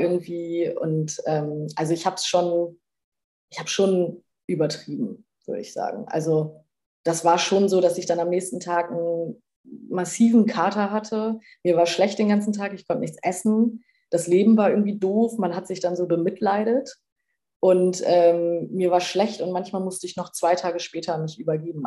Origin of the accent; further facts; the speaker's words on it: Bremen, Germany; moved away; lebe in Bremen wieder in meiner alten Heimat